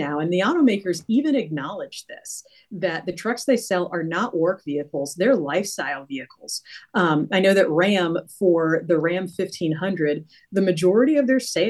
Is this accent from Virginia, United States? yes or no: yes; Virginia, United States; moved away; also born or lived in New Hampshire; I am from Virginia, but, you know, lived in New Hampshire for a little bit